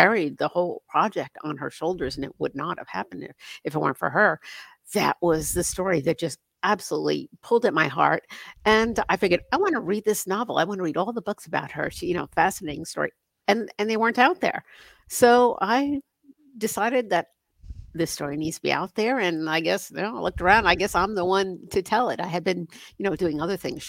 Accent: Northern New Jersey, United States; moved away; I grew up in Northern New Jersey

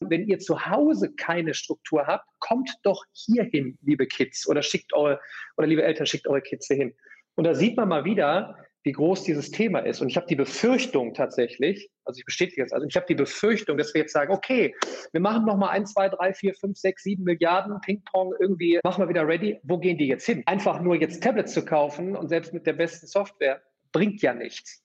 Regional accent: Remscheid, North Rhine-Westphalia, Germany; Ich sitze hier in, in der weltschönsten Stadt Remscheid in meiner Heimat

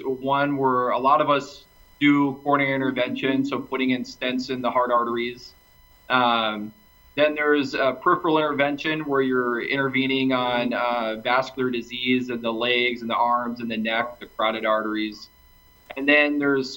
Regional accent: Minneapolis, Minnesota, United States; moved away as an adult; also born or lived in Grand Forks, North Dakota / Durham, North Carolina / Cleveland, Ohio; now in Sioux Falls, United States; I grew up in Minneapolis, Minnesota

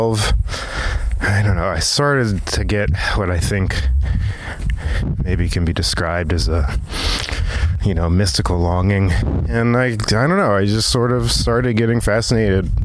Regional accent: Virginia Beach, Virginia, United States; also born or lived in Silver Spring, Maryland; I was actually born in Silver Spring, Maryland. And I moved down to Virginia Beach when I was 3 years old.

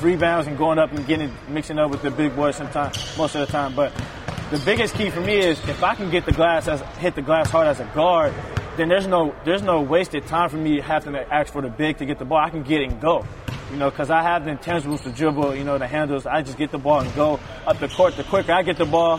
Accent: Oakland, California, United States; moved away as an adult; also born or lived in Montana; coming from Oakland and California, you're used to the fast-paced life, you know, city kid

